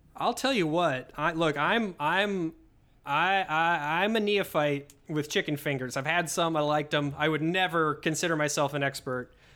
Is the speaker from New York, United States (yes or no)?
no; Hopkins, Minnesota, United States; born or raised there